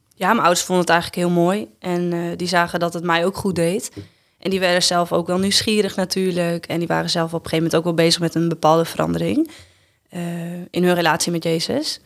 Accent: Ureterp, Friesland, Netherlands; also born or lived in Drachten; ik ben opgegroeid in Friesland, in Ureterp en Friespalen

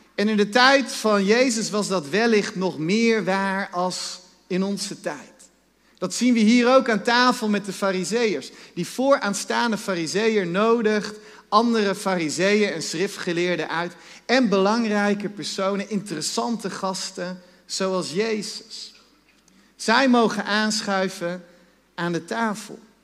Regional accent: Netherlands; wij als Nederlanders

